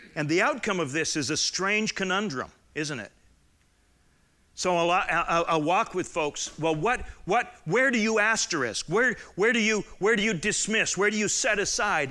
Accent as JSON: {"language": "English", "region": "Southern Alberta", "country": "Canada", "tie": "born or raised there", "moved": "yes", "said": "I grew up in Southern Alberta, which was like Middle European."}